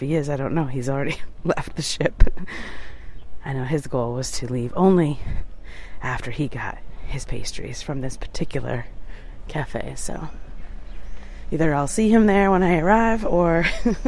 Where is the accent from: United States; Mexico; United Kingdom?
United States; New York; I'm a New Yorker at heart